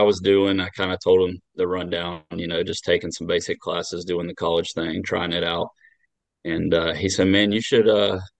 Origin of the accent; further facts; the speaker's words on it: Loganville, Georgia, United States; I'm from Loganville, Georgia, which is basically 20 minutes from Athens